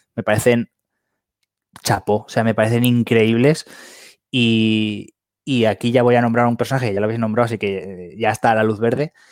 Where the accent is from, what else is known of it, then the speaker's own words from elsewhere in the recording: Valencia, Valencian Community, Spain; aquí en Valencia, que aquí la mayoría del programa somos de Valencia